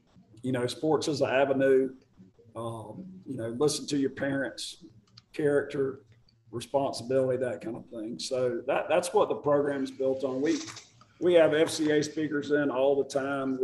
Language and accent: English; Marietta, Georgia, United States; I'm from Marietta